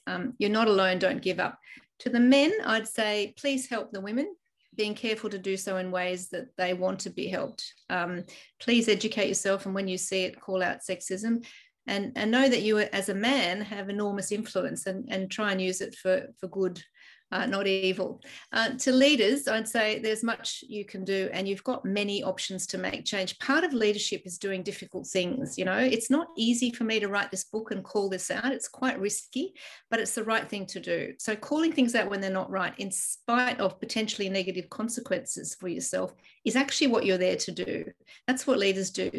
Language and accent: English; Ireland; now in Australia; I was born in Ireland, and my home country is heading towards a 50 50 split